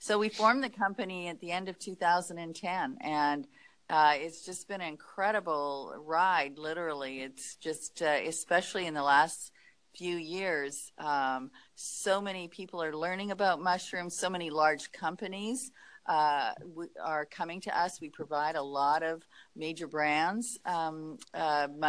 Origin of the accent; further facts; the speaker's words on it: Canada; moved away as an adult; also born or lived in Montreal / Los Angeles / Tahoe; I'm Canadian. I went to McGill University in Montreal